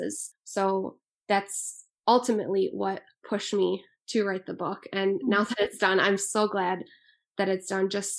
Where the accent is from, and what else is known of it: Macomb Township, Michigan, United States; born or raised there; also born or lived in Liège (ASR / likely Lezhë), Albania